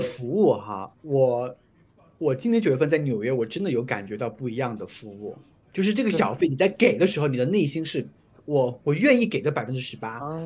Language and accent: Chinese; China; now in United States; 我是中国人